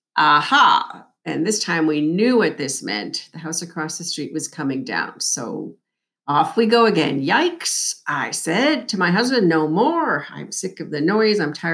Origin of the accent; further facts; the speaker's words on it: Ontario, Canada; We moved across the country from Southern Ontario, Canada, to the west coast of BC in 2006.